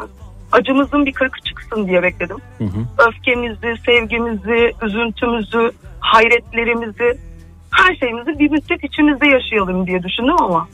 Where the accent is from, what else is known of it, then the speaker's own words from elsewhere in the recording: Adana, Turkey; also born or lived in Hatay; now in Istanbul, Turkey; Aslen ah, Adanalıyım.